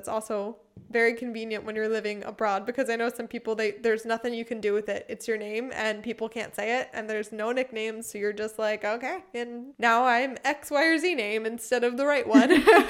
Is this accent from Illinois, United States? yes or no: yes; Chicago, Illinois, United States; now in Germany; I came from Chicago to a town near her hometown in Germany.